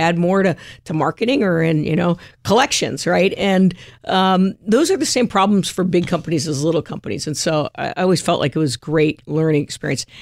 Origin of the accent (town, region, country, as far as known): California, United States; born or raised there; also born or lived in Montclair, New Jersey / Jersey City, New Jersey